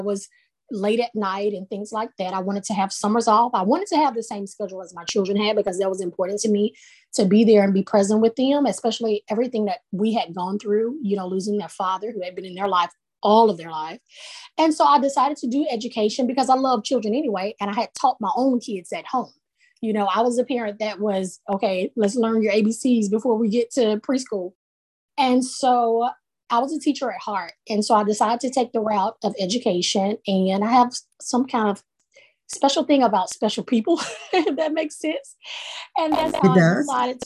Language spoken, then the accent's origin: English; Sumter County, West Alabama, United States; now in Jacksonville, United States; I am presently located in Jacksonville, Alabama, but I grew up in West Alabama, small town girl, poor county, Sumter County.